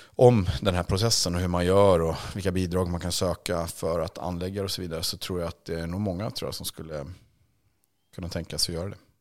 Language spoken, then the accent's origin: Swedish; Sweden; som svensk